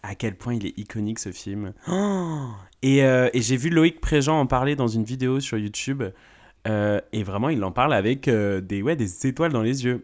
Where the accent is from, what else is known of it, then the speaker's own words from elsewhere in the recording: the South, France; je viens du Sud